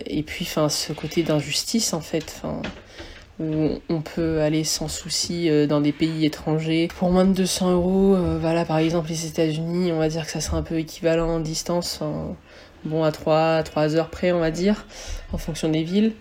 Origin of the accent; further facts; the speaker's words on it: Réunion; moved away as an adult; also born or lived in mainland France; now in France; moi je viens de la Réunion, ça fait 5 ans que, bah, je, viens en métropole maintenant